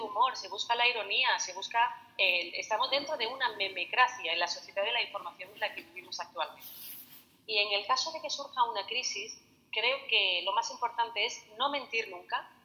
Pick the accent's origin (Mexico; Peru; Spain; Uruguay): Spain; cómo somos los españoles